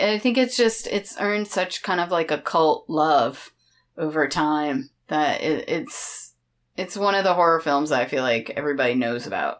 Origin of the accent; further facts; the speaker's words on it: Florida, United States; Yeah, I lived there till I was like 28.